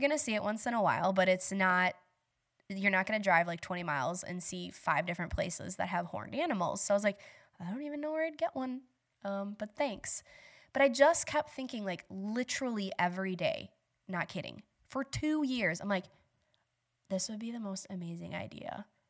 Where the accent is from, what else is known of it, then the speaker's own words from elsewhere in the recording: Bangor, Wisconsin, United States; also born or lived in West Salem, Wisconsin; So I grew up in Bangor. I live in West Salem.